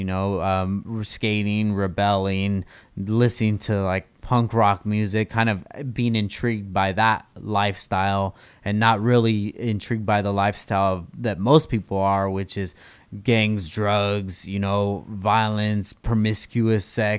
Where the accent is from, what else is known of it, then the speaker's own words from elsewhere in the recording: California, United States; Like my style of music growing up was geared way more towards East Coast than it was West Coast, and that's a funny thing to say coming out of SoCal.